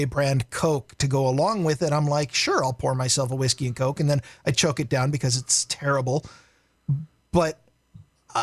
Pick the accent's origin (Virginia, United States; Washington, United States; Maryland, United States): Washington, United States; Vancouver; I grew up in Vancouver